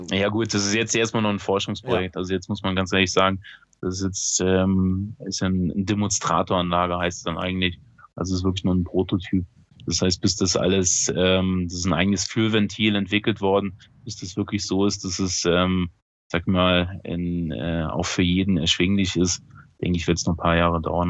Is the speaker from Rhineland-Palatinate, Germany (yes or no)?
yes; Eifel, near Bitburg, Rhineland-Palatinate, Germany; ich komme ja aus der Eifel, also äh, ich bin zehn Kilometer von der von Bitburg entfernt, wo eben die Bitburger Brauerei ist und ähm, habe immer als Schüler bei der Bitburger gearbeitet